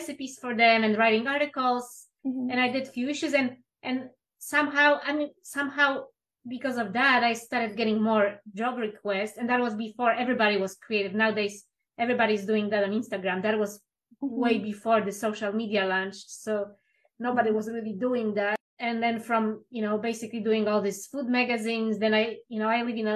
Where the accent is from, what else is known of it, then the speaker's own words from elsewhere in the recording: Poland; now in United States; I'm originally from Poland